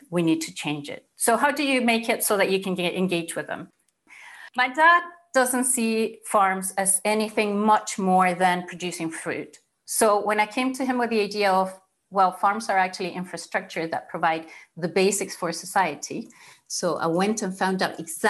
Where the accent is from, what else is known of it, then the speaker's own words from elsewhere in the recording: Chile; moved away as an adult; now in Scotland, United Kingdom; I'm originally from Chile